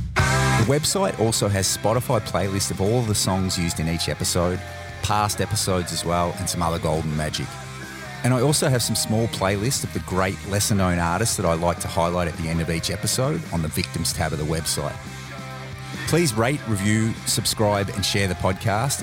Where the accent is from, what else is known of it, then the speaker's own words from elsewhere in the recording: Australia; as an Australian